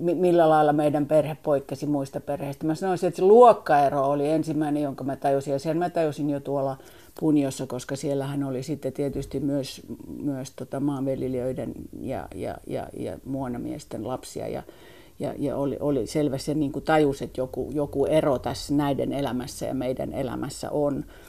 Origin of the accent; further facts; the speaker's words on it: Helsinki, Uusimaa, Finland; also born or lived in Oxford, England; Helsinki on mun kotikaupunki Mä olen syntynyt Helsingissä, kasvanut Helsingissä